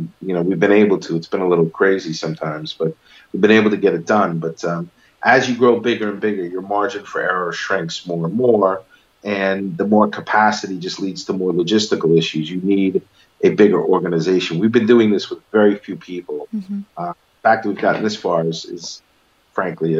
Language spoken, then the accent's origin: English; New York City, New York, United States; I grew up in Manhattan in a place called Stuyvesant Town